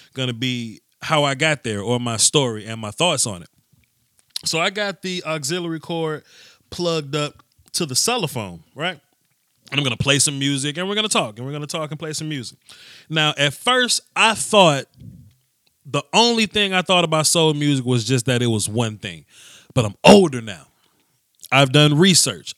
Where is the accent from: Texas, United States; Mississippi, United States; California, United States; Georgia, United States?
Mississippi, United States; I grew up uh, Southern. I was born in Mississippi